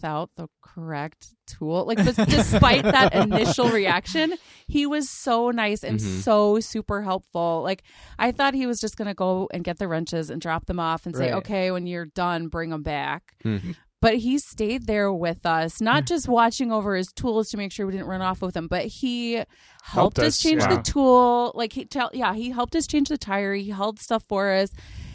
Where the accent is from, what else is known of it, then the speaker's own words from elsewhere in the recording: Mid Willamette Valley, between Salem and Silverton, Oregon, United States; I grew up in the Mid Willamette Valley between Salem and Silverton